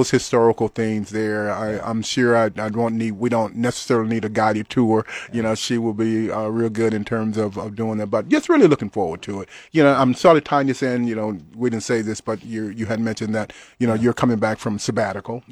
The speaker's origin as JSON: {"language": "English", "region": "Louisiana", "country": "United States", "tie": "born or raised there", "said": "very aware, you know, of what was going on in the little town in Louisiana that I grew up"}